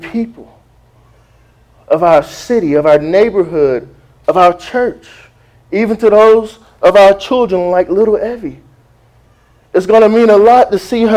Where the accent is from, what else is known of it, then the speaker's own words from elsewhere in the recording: South Florida, United States; I'm from South Florida